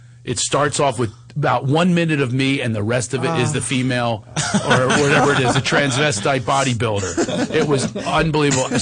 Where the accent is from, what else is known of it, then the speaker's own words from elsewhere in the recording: Philadelphia, Pennsylvania, United States; That's Philadelphia, my hometown